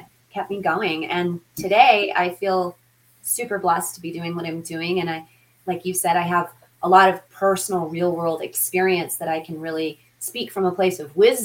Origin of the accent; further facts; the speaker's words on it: Denver, Colorado, United States; the Denver metro area, which is where I grew up here in Colorado